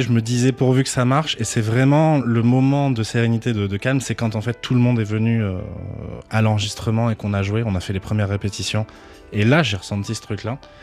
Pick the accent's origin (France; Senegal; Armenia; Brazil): France; Toulouse, Occitania; je suis originaire de Toulouse